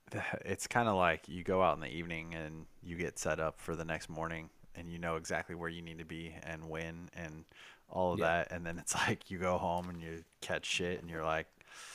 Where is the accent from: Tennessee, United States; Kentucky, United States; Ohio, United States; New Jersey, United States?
Kentucky, United States; This is Kentucky. We are from Kentucky.